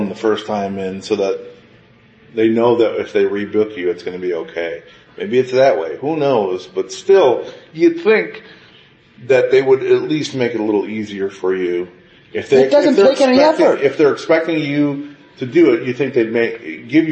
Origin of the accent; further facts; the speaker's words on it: Chicago, Illinois, United States; I'm from Chicago